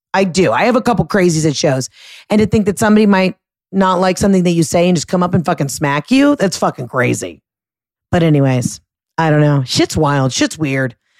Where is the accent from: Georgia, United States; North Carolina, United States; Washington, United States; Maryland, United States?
Georgia, United States; Atlanta; moved away; everybody in my hometown, everybody in Atlanta